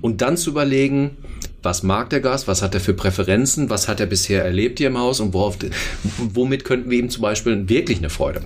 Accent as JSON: {"language": "German", "town": "Hagen", "region": "North Rhine-Westphalia", "country": "Germany", "moved": "as an adult", "lives_now": "Berlin, Germany", "said": "ich bin 46, äh, komme aus Hagen, NRW"}